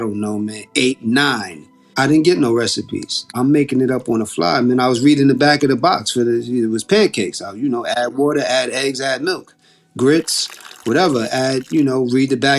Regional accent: New York City, New York, United States; We grew up in Co-op City, Section 5. Northeast part of the Bronx

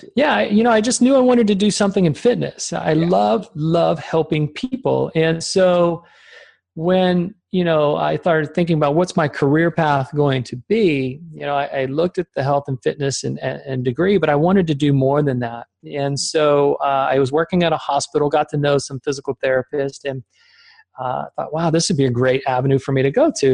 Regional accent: Richmond, Virginia, United States; born or raised there; also born or lived in Germany

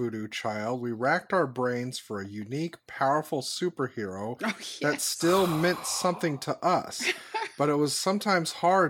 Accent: New Orleans, Louisiana, United States; because I am a person from New Orleans and I know the speak of the people.

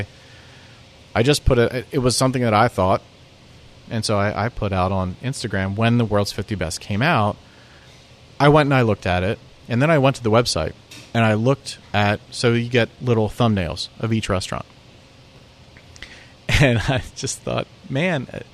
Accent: Pennsylvania, United States; moved away as an adult; now in Nashville, United States; which is where I grew up in Pennsylvania. I also come from a very working class area of the country

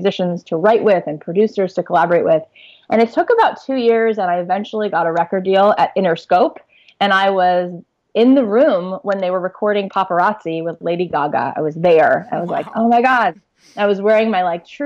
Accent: South Florida, United States; I grew up in South Florida

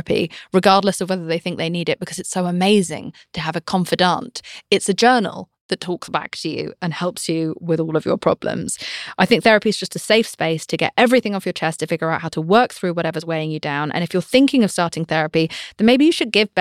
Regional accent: United Kingdom; I'm British

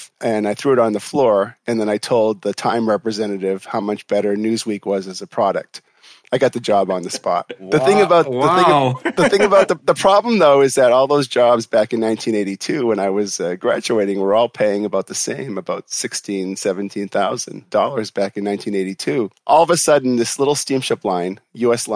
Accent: Boston, Massachusetts, United States; moved away as an adult; also born or lived in Providence, Rhode Island / Taiwan / Hong Kong; Well, I'm a Boston boy.

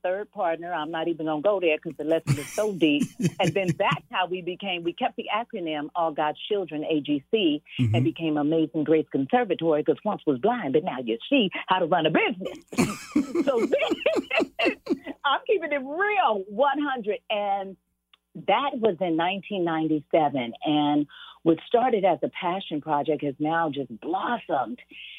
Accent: Los Angeles, California, United States; I'm just going to start from the heart because I was born and raised in South Central LA.

